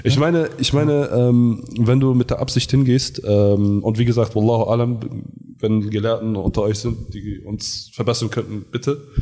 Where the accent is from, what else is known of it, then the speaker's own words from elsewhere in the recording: Garbsen, Lower Saxony, Germany; bei uns in Hannover, in Garbsen